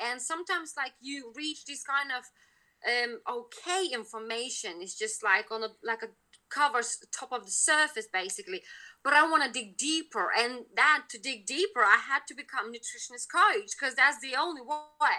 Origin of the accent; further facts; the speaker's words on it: Lithuania; now in United Kingdom; I'm originally from Lithuania